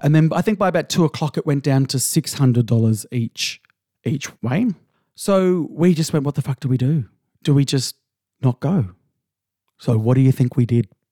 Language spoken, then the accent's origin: English; Sydney, New South Wales, Australia; moved away; I'm, I'm originally from Sydney